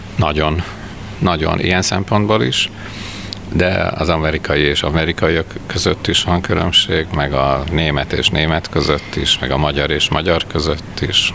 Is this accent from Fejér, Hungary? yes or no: no; Veszprém, Veszprém County, Hungary; also born or lived in Budapest; now in Veszprém, Hungary; én Veszprémben születtem